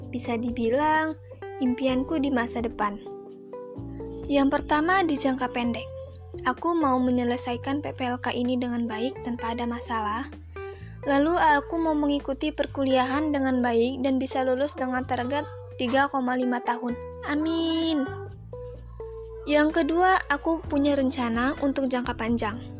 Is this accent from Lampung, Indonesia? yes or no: yes; Bandar Lampung, Lampung, Indonesia; asal aku dari kota Bandar Lampung.